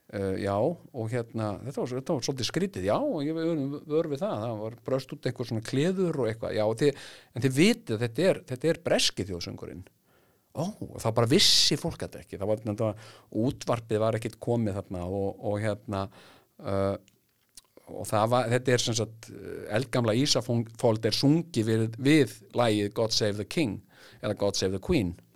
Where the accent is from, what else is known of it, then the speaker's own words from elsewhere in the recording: Iceland; ég verði hópi íslendinga